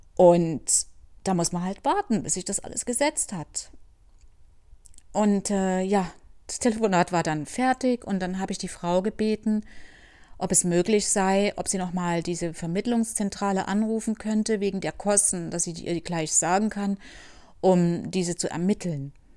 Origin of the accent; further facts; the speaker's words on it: Germany; moved away as an adult; ich als äh, Deutsche, ja oder ehemalige Deutsche und mein Sohn wieder zurückkommen können